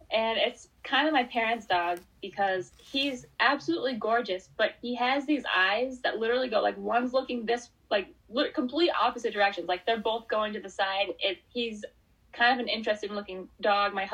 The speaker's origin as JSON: {"language": "English", "region": "New Hampshire", "country": "United States", "tie": "born or raised there", "said": "I'm a huge like early American history fan, and you really can't go anywhere in New Hampshire, New England, even that you know there's not a pl"}